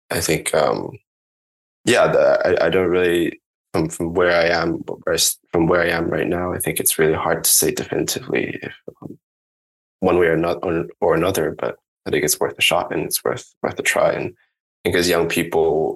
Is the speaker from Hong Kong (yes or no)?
yes; Hong Kong; And I grew up in Hong Kong